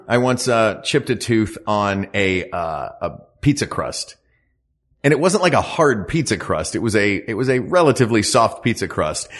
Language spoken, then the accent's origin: English; Knoxville, Tennessee, United States; moved away as an adult; now in West Coast, United States; I'm from Appalachia.